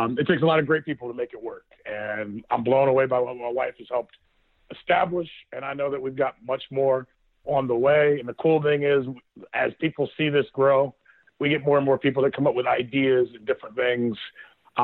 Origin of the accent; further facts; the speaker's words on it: Northeast Ohio, United States; who we are as people from Northeast Ohio